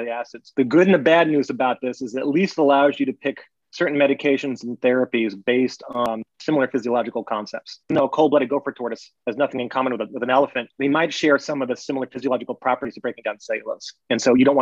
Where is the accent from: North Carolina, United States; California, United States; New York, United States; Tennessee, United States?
North Carolina, United States; I grew up in North Carolina